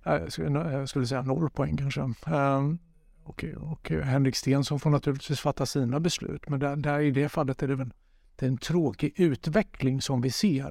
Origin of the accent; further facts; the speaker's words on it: Jönköping, Jönköping County, Sweden; moved away; also born or lived in Gothenburg; Jag är uppvuxen i Rosenlundshallen eh, i Jönköping